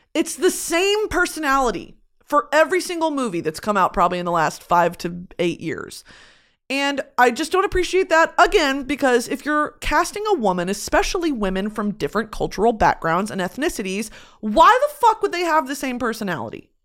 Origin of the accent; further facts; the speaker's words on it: United States; also born or lived in Lewisville, Texas; I'm talking about as an American